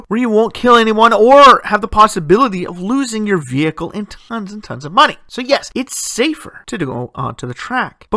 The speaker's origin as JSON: {"language": "English", "region": "Ontario", "country": "Canada", "tie": "born or raised there", "said": "My hometown set the precedence for the province of Ontario, creating what they call the street racing law."}